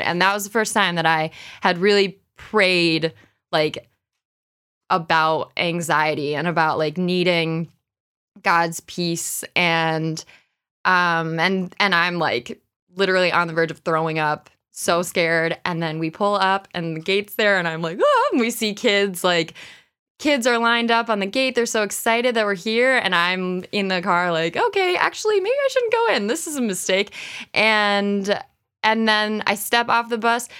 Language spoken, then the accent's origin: English; Rochester, New York, United States; I grew up here. So I grew up in Browncroft